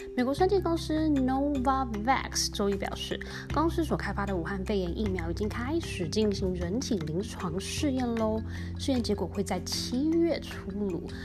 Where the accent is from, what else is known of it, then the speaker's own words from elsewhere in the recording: Taiwan; accent: Taiwanese Mandarin; now in United States; 我用台湾的中文口音